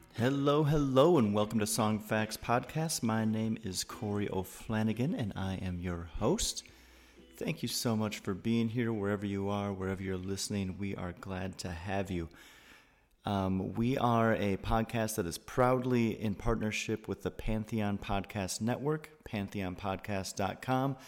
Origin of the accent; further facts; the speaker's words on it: Wisconsin, United States; I'm from Wisconsin